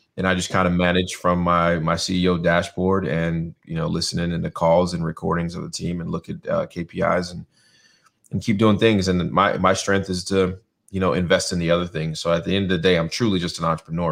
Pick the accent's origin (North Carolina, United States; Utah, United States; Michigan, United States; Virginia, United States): North Carolina, United States; also born or lived in New York; spent most of my childhood in North Carolina. Went to elementary, middle, high school to here